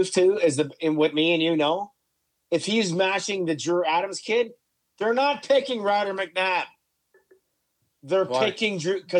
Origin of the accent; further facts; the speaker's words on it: Canada; Yes, I'm Canadian